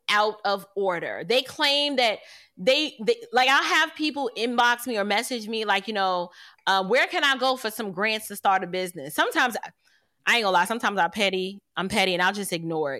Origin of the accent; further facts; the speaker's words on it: New York City, New York, United States; I'm from New York City